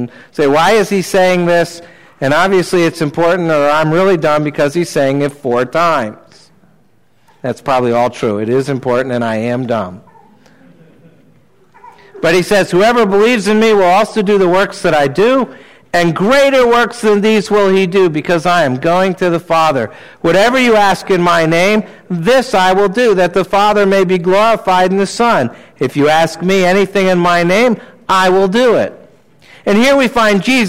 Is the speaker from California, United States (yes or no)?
no; New Jersey, United States; I grew up in New Jersey